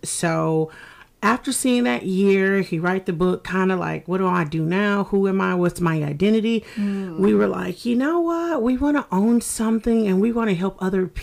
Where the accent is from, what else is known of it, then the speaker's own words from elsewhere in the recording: Fayetteville, North Carolina, United States; moved away as an adult; now in Savannah, United States; I'm from Fayetteville, North Carolina.